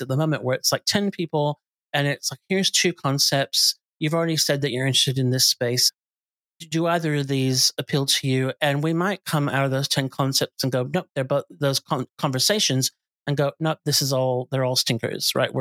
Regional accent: United States; moved away as an adult; now in Australia; we're American by birth, but I've lived here my whole adult life

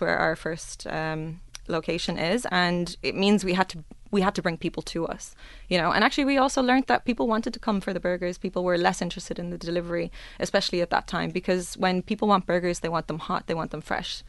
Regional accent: Ireland; now in Dubai, United Arab Emirates; I'm Irish

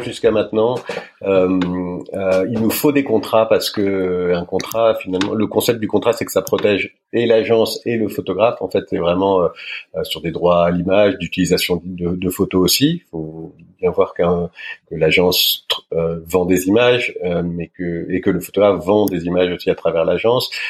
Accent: Paris, Île-de-France, France; Je suis né à Paris. Euh, je suis né à Paris. J'ai Je suis parisien

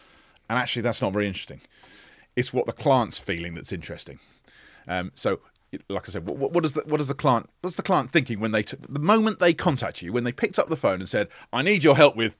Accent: London, United Kingdom; I grew up in Northwest London. Suburbs of London. Very unexciting. I wish I lived by the sea.

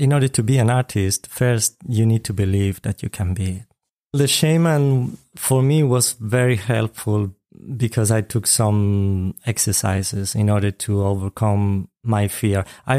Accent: Spain; I'm from Spain.

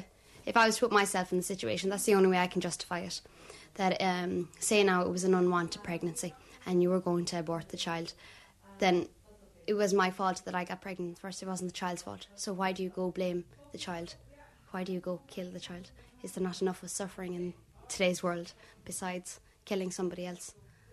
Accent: County Limerick, Munster, Ireland; I'm a second-year media student, and I come from County Limerick and live on the border of Tipperary, Cork and Limerick. I'm a 20-year-old

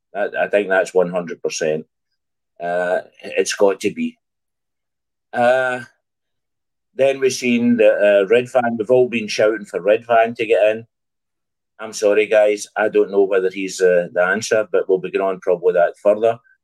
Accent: Scotland, United Kingdom; now in Germany; I'm Scottish. I'm Scottish. Uh, I just live in Germany.

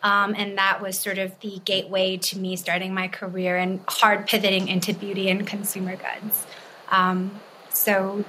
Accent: Berkeley, California, United States; also born or lived in China; I'm originally from China, but grew up in Berkeley, California.

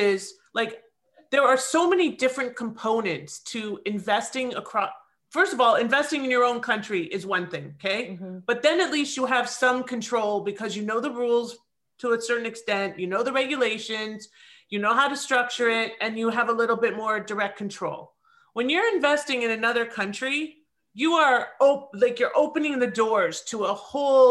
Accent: Toronto, Ontario, Canada; moved away as an adult; now in South Florida, United States; I am originally from Toronto. I have seen snow, but now I live and serve my clients from South Florida

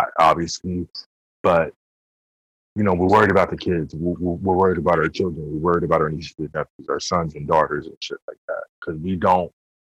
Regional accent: New York, United States; We come from King Queens

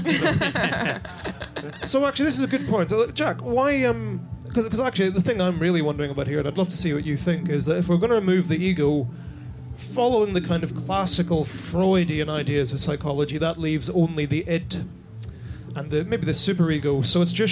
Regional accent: Ireland; as an Irishman

